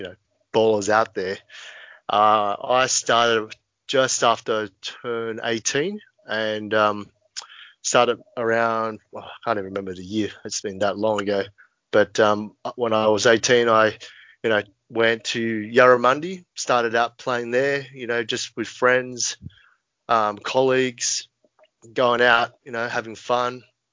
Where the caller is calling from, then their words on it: Sydney, New South Wales, Australia; I'm calling in from my humble home in Marrickville, Sydney, Australia.